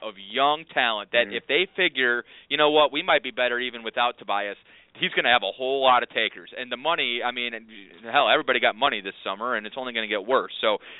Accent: Cleveland, Ohio, United States; moved away; also born or lived in Orlando, Florida; I'm from Cleveland originally.

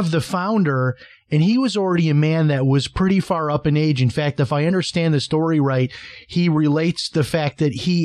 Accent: Chicago, Illinois, United States; now in St. Augustine, United States; I grew up in Chicago

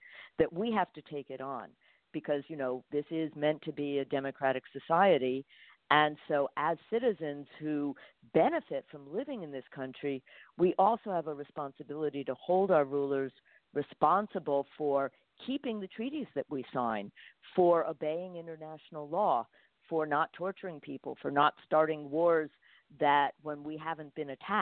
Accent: United States; I'm not a Cuban citizen. I'm an American citizen

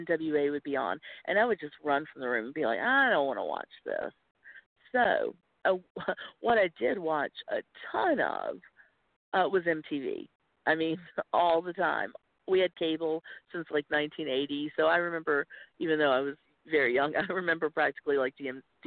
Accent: small town outside of Winston-Salem, North Carolina, United States; accent: Southern; also born or lived in Wilmington, North Carolina; I grew up in the South. I'm from a small town outside of Winston-Salem

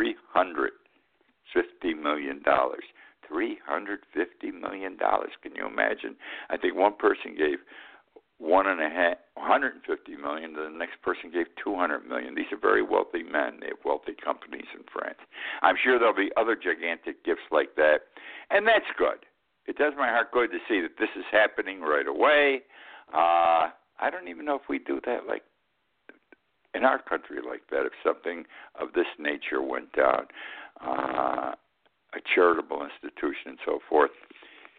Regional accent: Utica, New York, United States; I grew up in Utica, New York

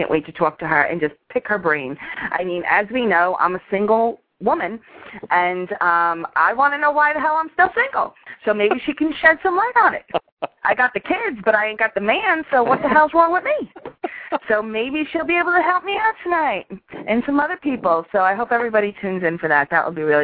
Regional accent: New York, United States; I grew up in New York

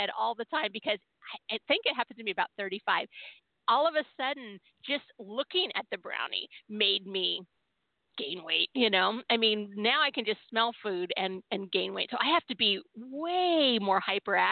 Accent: California, United States; I was born and raised in California

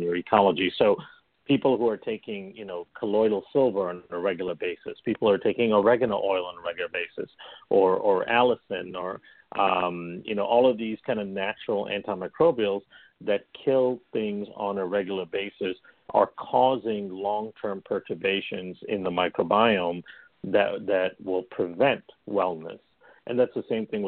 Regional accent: Malaysia; also born or lived in India; now in Chicago, United States; I come from Malaysia originally in India. So, you know, we in Malaysia, we consume coconut all the time. And in India, of course, we consume coconut all the time. We had two big coconut trees by our house.

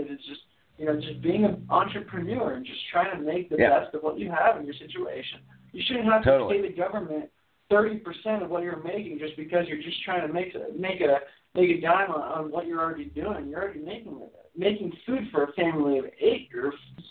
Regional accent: Miami, Florida, United States; born and raised in Miami

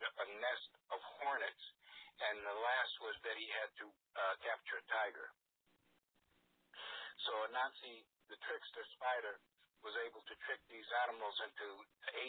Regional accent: New York, United States; moved away as an adult; also born or lived in St. Thomas, Virgin Islands / San Francisco; I grew up on 118th Street and Lenox Avenue

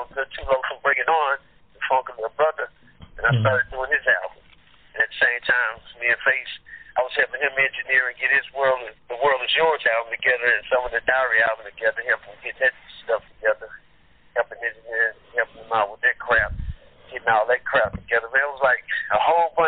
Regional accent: Beaumont, Texas, United States; I'm from Beaumont, so Beaumont and Port Arthur is like 10 miles away from each other

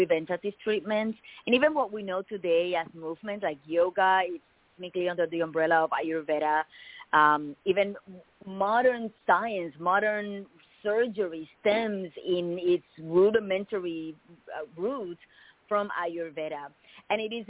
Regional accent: Puerto Rico; moved away as an adult; now in United States; I was born and raised in Puerto Rico.

